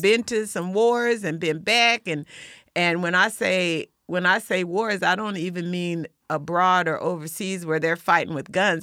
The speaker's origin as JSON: {"language": "English", "town": "Lakewood", "region": "Washington", "country": "United States", "said": "I'm from Lakewood."}